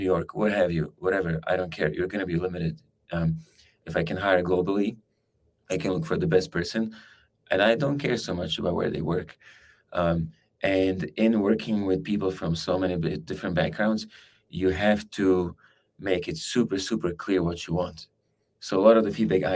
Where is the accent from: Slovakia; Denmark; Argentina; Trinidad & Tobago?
Slovakia; moved away as an adult; also born or lived in California; I come from Slovakia. I live in California, now a part of the year.